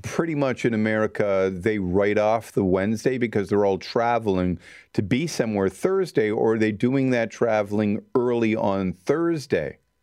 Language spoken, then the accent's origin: English; Canada